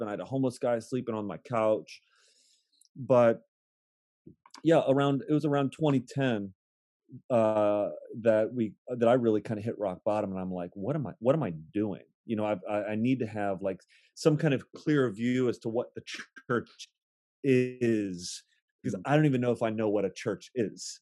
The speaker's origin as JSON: {"language": "English", "town": "Akron", "region": "Ohio", "country": "United States", "tie": "born or raised there", "moved": "as an adult", "lives_now": "Baltimore, United States", "said": "I am born and raised in Akron, Ohio"}